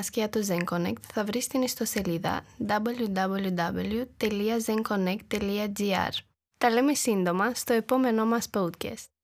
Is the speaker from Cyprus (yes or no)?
no; Romania; Greek is a second language; moved away as an adult; now in Thessaloniki, Greece; Η καταγωγή μου είναι από την Ρουμανία, αλλά πριν 1,5 χρόνο πήρα την απόφαση να μετακομίσω στην Ελλάδα, πιο συγκεκριμένα στη Θεσσαλονίκη.